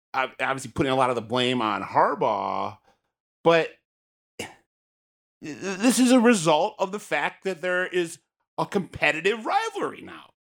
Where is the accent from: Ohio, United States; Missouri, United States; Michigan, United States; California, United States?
Michigan, United States; I grew up in the state